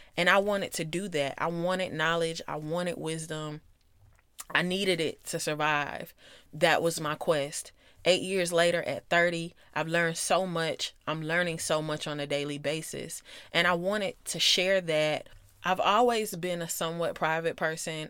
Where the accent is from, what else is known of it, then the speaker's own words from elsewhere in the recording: Atlanta, Georgia, United States; I grew up in South Metro Atlanta. And if you know the area, then I'm from Clayco